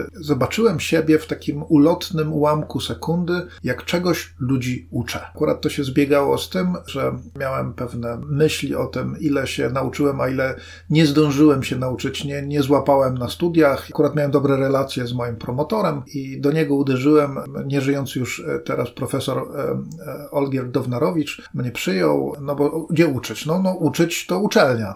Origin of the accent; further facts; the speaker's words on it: Gdynia, Pomeranian Voivodeship, Poland; ja jestem z Gdyni